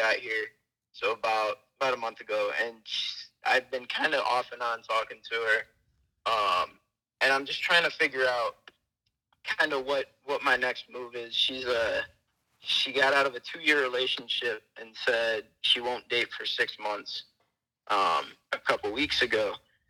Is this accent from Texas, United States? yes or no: no; Michigan, United States; moved away as an adult; now in Prescott, United States; I am originally from Michigan